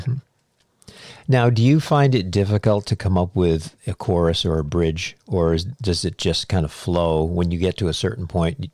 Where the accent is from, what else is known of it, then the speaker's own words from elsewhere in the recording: New England, United States; moved away; I'm from New England. I didn't move down here until 1990